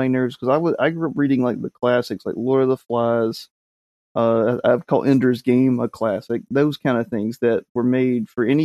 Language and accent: English; the South, United States; I'm from the South, which means we just butcher words anyway